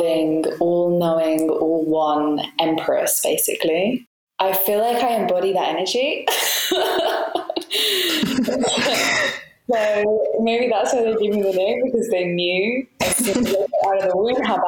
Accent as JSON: {"language": "English", "region": "England", "country": "United Kingdom", "tie": "born or raised there", "moved": "yes", "lives_now": "Malta", "said": "I don't 100% fit in with like the English culture I feel that I grew up"}